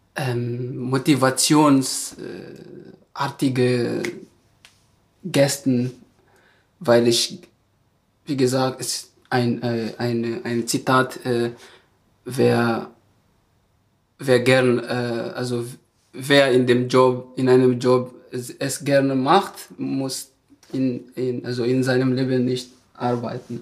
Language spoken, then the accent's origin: German; Madagascar; German is a second language; moved away as an adult; now in Germany; ich komme aus Madagaskar